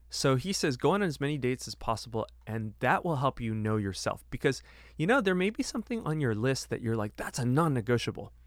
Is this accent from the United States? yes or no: yes; United States; I'm bicultural because I'm Chinese American